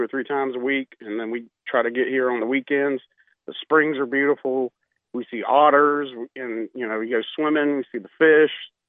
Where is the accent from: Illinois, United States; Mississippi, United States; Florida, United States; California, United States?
Florida, United States; Jacksonville; now in Ocala, United States; I live in Ocala. I'm from Jacksonville